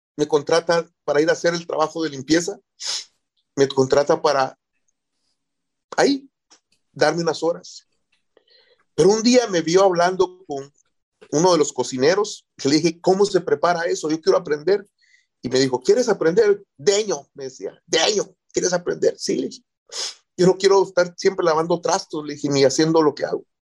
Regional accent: Guatemala; moved away as an adult; now in United States; soy de Guatemala

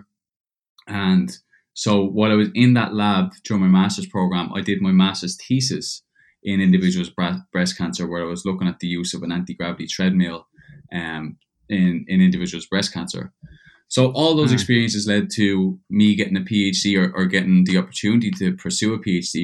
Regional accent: Dublin, Leinster, Ireland; moved away as an adult; also born or lived in Georgia, United States; now in Perth, Australia; I was born and raised in Dublin, Ireland, till I was about 18.

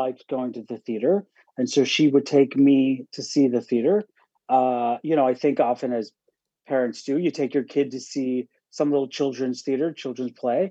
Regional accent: Pittsburgh, Pennsylvania, United States; moved away as an adult; also born or lived in Syracuse; now in New York, United States; I grew up in Pittsburgh

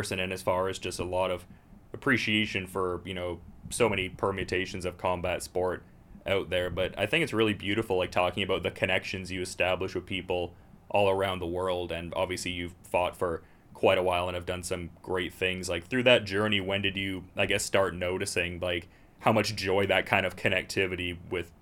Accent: Canada; As a Canadian lad

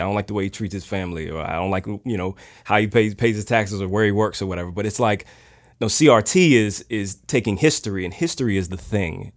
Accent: Richmond, Virginia, United States; Richmond native, both myself and my wife, Tiffany

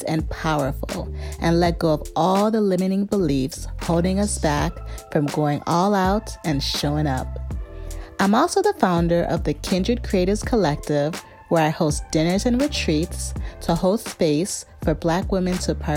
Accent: the suburbs of Chicago, Illinois, United States; born or raised there

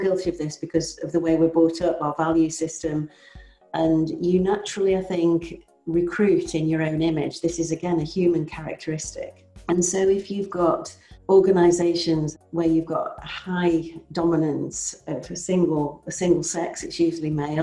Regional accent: Cheshire, North West England, United Kingdom; moved away; I grew up in Cheshire. I grew up in the countryside, actually.

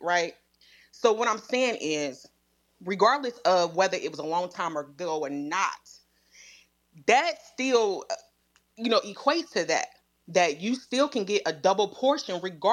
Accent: Midwest, United States; I grew up in the Midwest

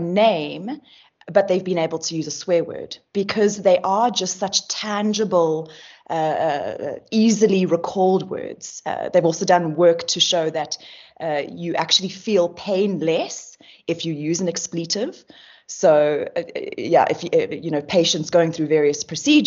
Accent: South Africa; us being South African

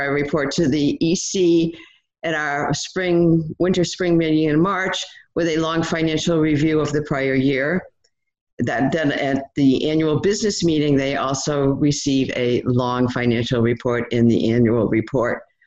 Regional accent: Vermont, United States; now in Cleveland, United States; I was brought up in Vermont

